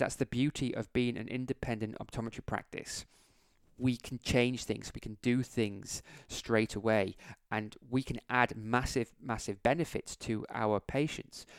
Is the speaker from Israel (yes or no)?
no; England, United Kingdom; I'm from England